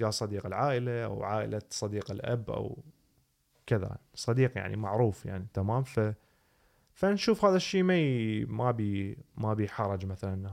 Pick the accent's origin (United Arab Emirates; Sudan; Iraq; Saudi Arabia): Iraq; Baghdad, Baghdad Governorate; بس احنا عندنا ببغداد